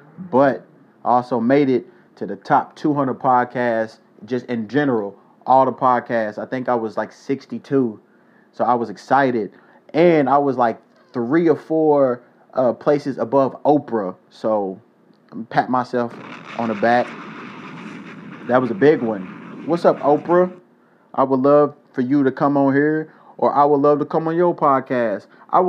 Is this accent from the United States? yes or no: no; South Korea; moved away; One thing that a lot of people don't know about me is, as a kid, I grew up in Korea.